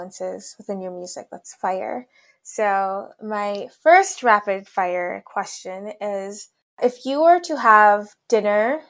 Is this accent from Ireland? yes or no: no; Sierra Leone; I'm from Sierra Leone, the land of the lions.